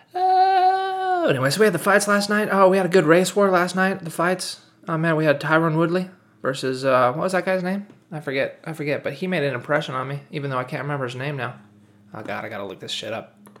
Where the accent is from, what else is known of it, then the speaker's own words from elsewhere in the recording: United States; also born or lived in Japan / Germany; I'm mixed race as well, you know, 'cause I'm American